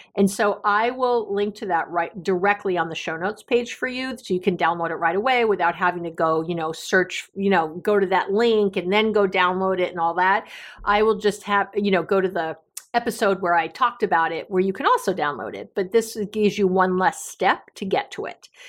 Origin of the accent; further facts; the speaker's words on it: New York City, New York, United States; Growing up in New York City